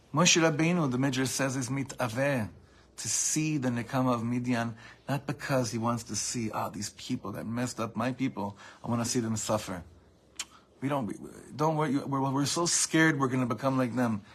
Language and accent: English; United States; we grew up in America